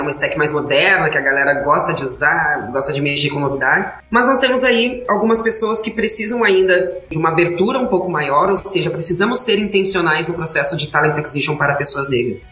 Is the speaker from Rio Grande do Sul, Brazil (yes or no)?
no; Brasília, Federal District, Brazil; moved away; eu sou do plano piloto de Brasília